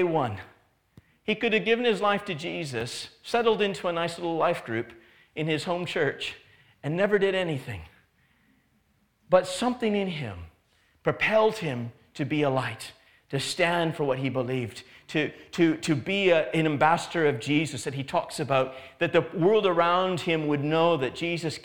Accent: Canada; now in England; I grew up in Canada, and in Canada, it's not illegal to be a believer

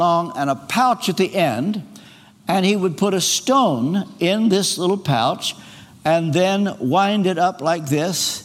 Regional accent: Ashland, Kentucky, United States; I was on the debate team in my hometown in Ashland, Kentucky

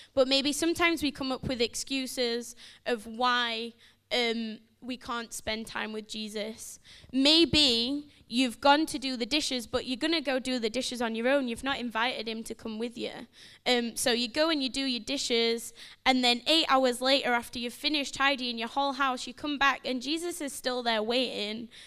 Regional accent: Sheffield, Yorkshire and the Humber, United Kingdom; moved away; I'm from Sheffield, so if you think I sound a bit funny, you're right

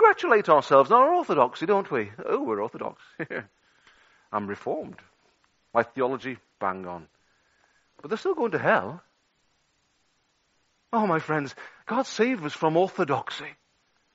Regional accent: Liverpool, North West England, United Kingdom; accent: Scouse; moved away; Brought up on the streets of Toxteth

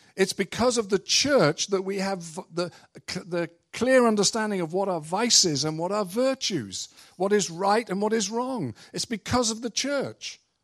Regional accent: England, United Kingdom; moved away; I'm from England

